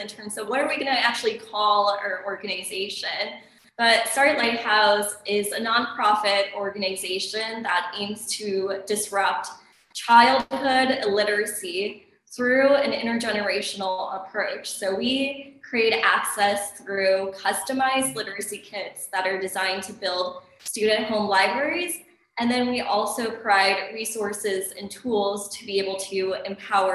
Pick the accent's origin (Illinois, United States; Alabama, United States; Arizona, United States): Illinois, United States; Chicago; I grew up in Chicago